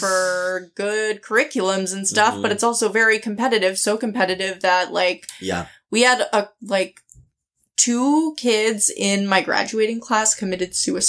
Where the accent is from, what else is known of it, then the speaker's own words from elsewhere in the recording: Acton, Massachusetts, United States; I grew up in Acton, which is between Lexington and Concord in Massachusetts. So it's a suburb